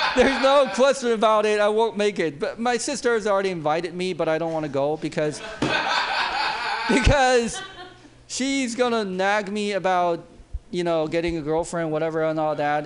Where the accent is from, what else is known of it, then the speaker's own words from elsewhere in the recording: China; now in United States; I grew up in China